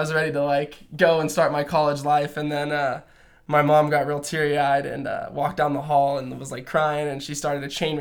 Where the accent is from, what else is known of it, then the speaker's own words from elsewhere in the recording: California, United States; moved away as an adult; I'm originally from California